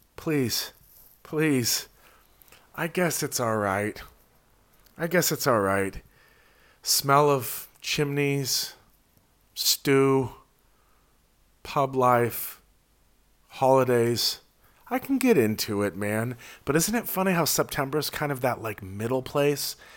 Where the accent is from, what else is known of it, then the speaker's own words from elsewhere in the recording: California, United States; as a Californian